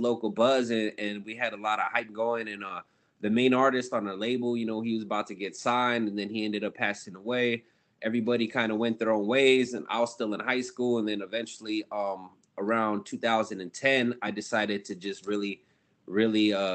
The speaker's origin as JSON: {"language": "English", "town": "Ontario", "region": "California", "country": "United States", "tie": "born or raised there", "said": "I'm from Ontario, California, which is just outside of LA County"}